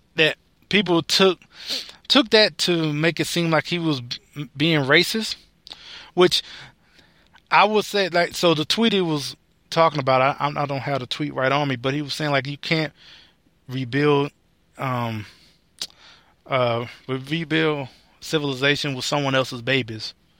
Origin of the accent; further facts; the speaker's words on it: United States; I, as an American